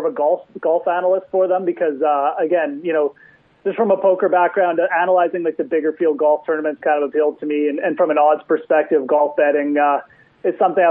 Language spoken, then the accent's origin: English; Canada; as a Canadian